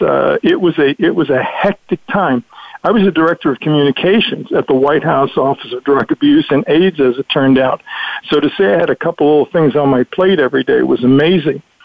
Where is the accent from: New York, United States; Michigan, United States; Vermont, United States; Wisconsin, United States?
New York, United States; New York City; I'm from Brooklyn